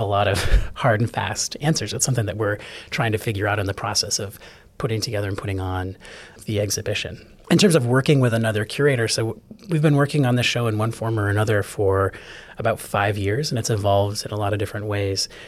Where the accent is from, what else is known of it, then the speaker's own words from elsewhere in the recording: Chicago, Illinois, United States; moved away as an adult; also born or lived in New England; now in Atlanta, United States; I'm a, a born New Englander and grew up mostly in Chicago